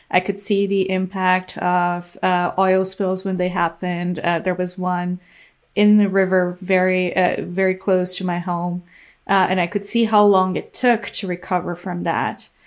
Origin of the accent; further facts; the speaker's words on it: Brazil; English is a second language; I did my undergraduate degree in Brazil, um, studying chemistry.